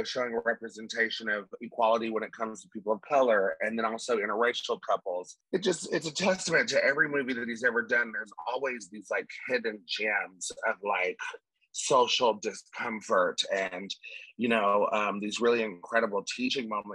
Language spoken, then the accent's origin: English; Tennessee, United States; I'm country and I come from Tennessee